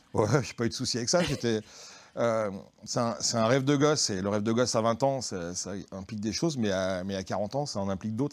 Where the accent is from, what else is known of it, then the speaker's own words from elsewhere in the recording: Lyon, Auvergne-Rhône-Alpes, France; on est tous, enfin beaucoup, on est lyonnais, voire, Lyon centre